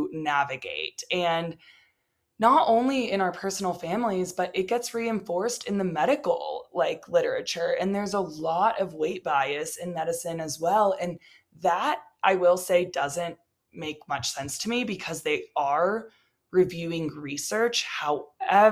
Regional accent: Texas, United States; now in Colorado, United States; I'm from Texas

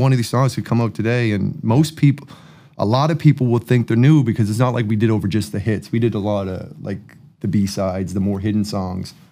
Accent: Enfield, Nova Scotia, Canada; I'm from the East Coast

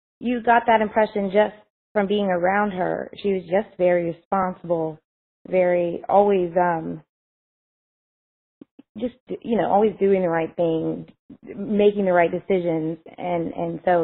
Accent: Panama City Beach, Florida, United States; I was from the Panhandle part of Florida, Panama City Beach, Florida

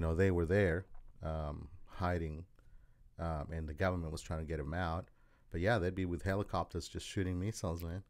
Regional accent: Australia; moved away as an adult; also born or lived in El Salvador; now in Kansas City, United States; I'm originally from El Salvador, and then I was raised in Australia and then came here.

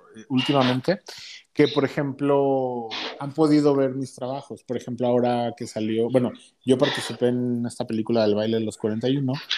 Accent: Uruapan, Michoacán, Mexico; moved away as an adult; now in Mexico City, Mexico; yo soy originario de Uruapan, Michoacán. Ahí viví hasta los 22, 21 años más o menos

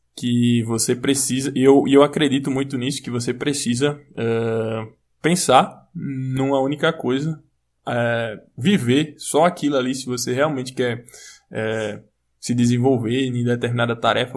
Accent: Brazil; eu sou brasileiro

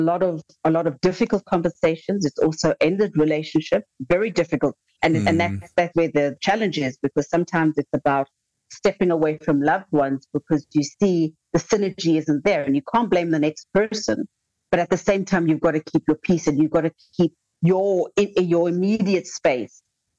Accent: South Africa; as a South African

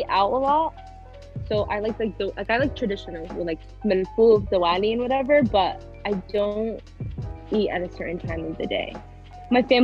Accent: United States; our generation having to struggle with being the first generation Americans

